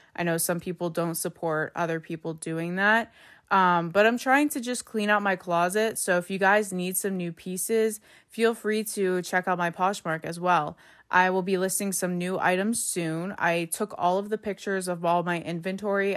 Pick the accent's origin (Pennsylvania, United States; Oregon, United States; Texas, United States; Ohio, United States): Pennsylvania, United States; Pittsburgh; I'm from Pittsburgh, and here we call soda pop